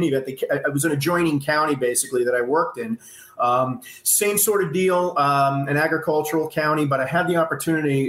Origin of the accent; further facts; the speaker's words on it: New York, United States; moved away as an adult; also born or lived in California; I'm originally from New York.